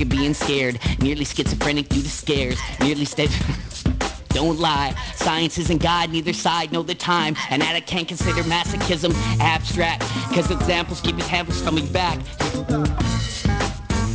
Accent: Nanaimo, British Columbia, Canada; moved away; I'm from Nanaimo

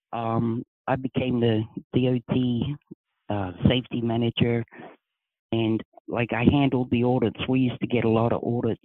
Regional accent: Australia; moved away as an adult; also born or lived in New York / Virginia; now in United States; I was born and raised in Australia

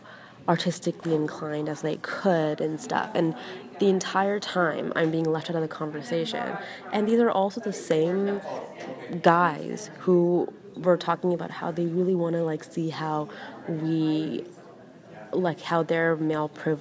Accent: Toronto, Ontario, Canada; where I'm from, Toronto.

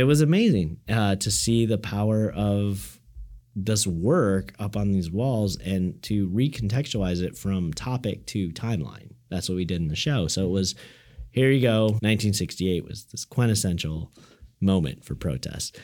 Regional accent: Coal City, Illinois, United States; moved away as an adult; also born or lived in Chicago; now in Seattle, United States; I grew up in a small town, Cole City, Illinois

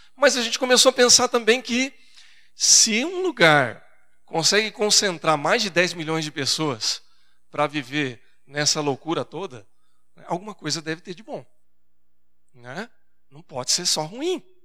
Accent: Brazil; accent: caipira; moved away as an adult; now in São Paulo, Brazil; Me permita, eu sou caipira, né? então eu falo assim

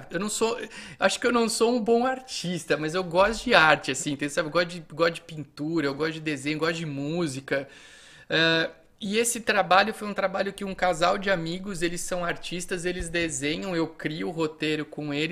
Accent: Itápolis, São Paulo, Brazil; E também para a Patrulha Mirim de Itápolis, que é a minha cidade natal.

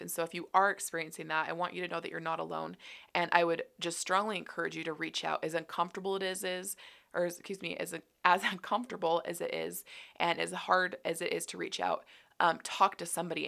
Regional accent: Utah, United States; I grew up here in Utah

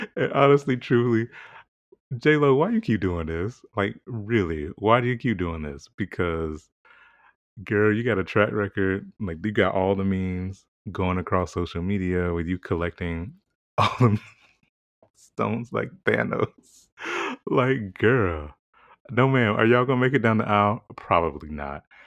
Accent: South Carolina, United States; growing up in South Carolina

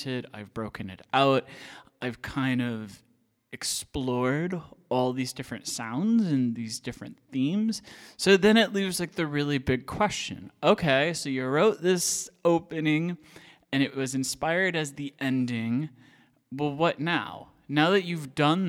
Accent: Iowa, United States; moved away as an adult; I grew up in Iowa.

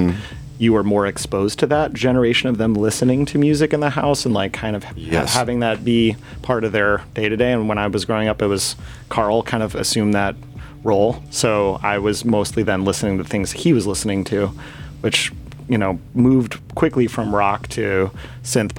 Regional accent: Glen Ellyn, Illinois, United States; Western suburbs

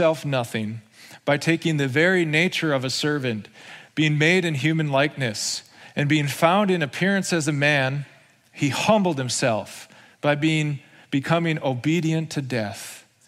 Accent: United States; we're American citizens.

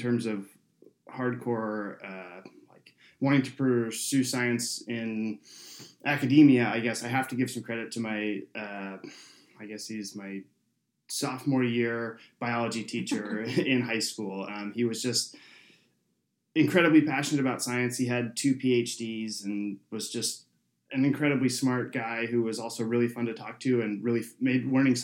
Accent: San Jose, California, United States; I grew up in San Jose, which is San Jose, California

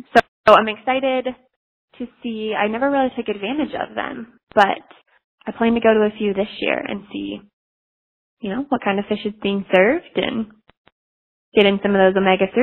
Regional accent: Midwest, United States; growing up in the Midwest

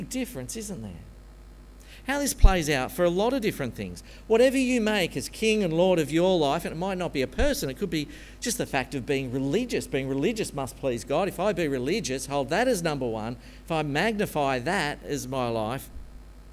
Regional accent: Australia; being an Aussie, born and bred Presbyterian

